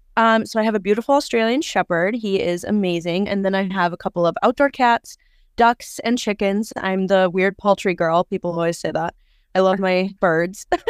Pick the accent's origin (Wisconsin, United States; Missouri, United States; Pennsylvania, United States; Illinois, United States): Wisconsin, United States; I am from Wisconsin, pretty close to the Twin Cities, actually, so just right over the border